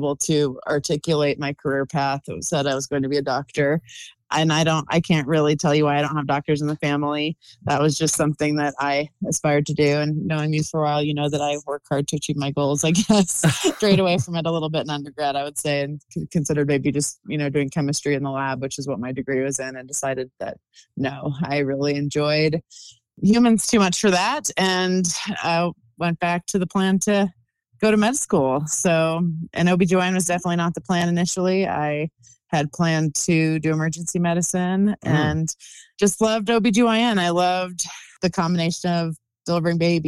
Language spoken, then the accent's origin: English; Colorado, United States; moved away as an adult; now in Utah, United States; I grew up in Colorado